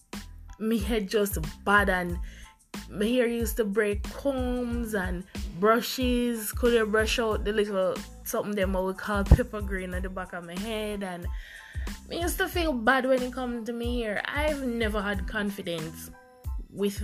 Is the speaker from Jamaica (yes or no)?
yes; Jamaica; Growing up in the Jamaican society